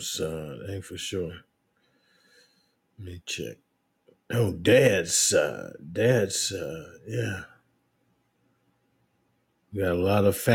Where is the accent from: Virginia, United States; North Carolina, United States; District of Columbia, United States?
North Carolina, United States; Elizabethtown; born there; I was born in Elizabethtown, North Carolina on December the 22nd, 1952.